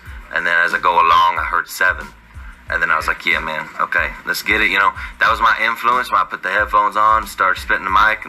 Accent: Joplin, Missouri, United States; I'm from Joplin, Missouri.

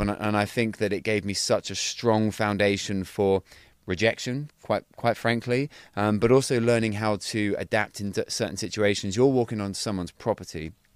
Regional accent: Cornwall, South West England, United Kingdom; I'm originally from Cornwall, so down in, in, in Cornwall.

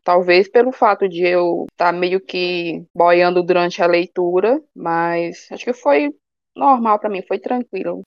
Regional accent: Ceará, Brazil; accent: cearense; eu gosto tanto de falar cearense, é tão bom, tem umas gírias aqui no Ceará que eu gosto tanto

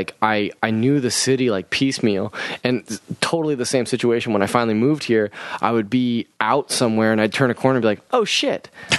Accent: Lodi, California, United States; now in San Francisco, United States; I grew up in Lodi, which is about an hour and a half.

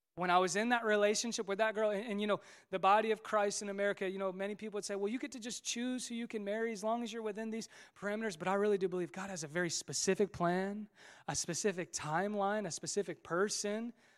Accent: Westfield, Indiana, United States; also born or lived in Marion, Indiana / Muncie, Indiana / Fishers, Indiana; in Westville. This is my hometown. This is where I grew up.

